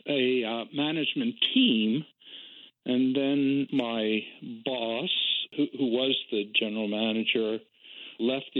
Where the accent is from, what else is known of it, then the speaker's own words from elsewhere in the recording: New Jersey, United States; moved away; also born or lived in Seattle; I lived in New Jersey and Ocean Spray, which is a very large grower cooperative, had a bottling plant in my hometown.